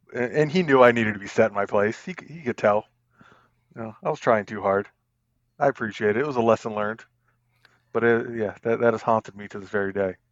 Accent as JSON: {"language": "English", "region": "Northern Virginia", "country": "United States", "tie": "born or raised there", "also_born_or_lived": "Colorado Springs, Colorado / Staunton, Virginia", "said": "I'm born and raised in Virginia for the most part. Lived here all my life, except we, uh, took a brief detour to Colorado Springs for about six and a half years."}